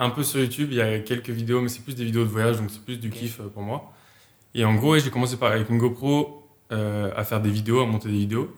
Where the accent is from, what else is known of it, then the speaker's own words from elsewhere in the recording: Habsheim, Alsace, Grand Est, France; je suis euh, d'Apsheim comme, euh, comme on a dit en Alsace